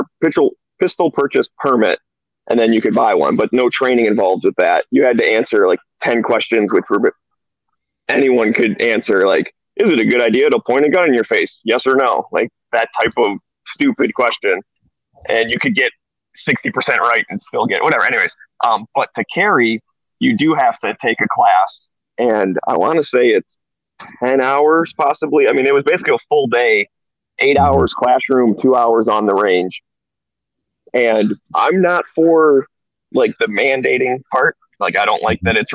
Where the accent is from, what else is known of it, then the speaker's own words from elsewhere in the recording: Michigan, United States; now in California, United States; originally I'm from Michigan